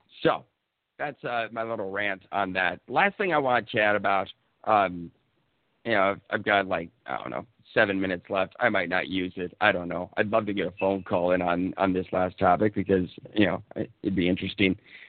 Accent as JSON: {"language": "English", "region": "Minnesota", "country": "United States", "said": "I'm from Minnesota."}